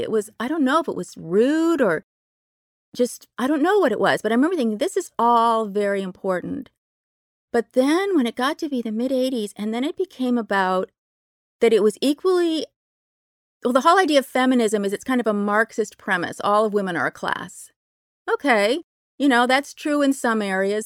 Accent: Berkeley, California, United States; I grew up in Berkeley, very lefty place

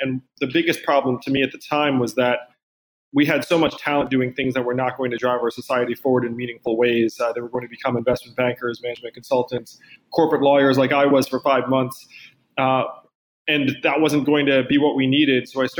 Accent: East Coast, United States; I think you're from the West Coast, I'm from the East Coast.

